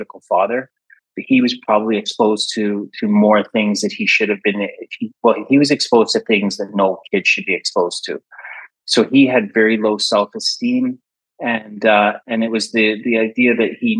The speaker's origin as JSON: {"language": "English", "region": "Saskatchewan", "country": "Canada", "tie": "born or raised there", "also_born_or_lived": "London, United Kingdom", "moved": "as an adult", "lives_now": "Czech Republic", "said": "growing up in Canada, because I was born there with my other sister"}